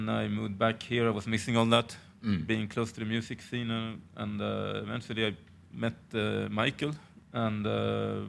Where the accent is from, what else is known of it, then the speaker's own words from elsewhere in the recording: Sweden; I'm born in Sweden, but my parents are from Chile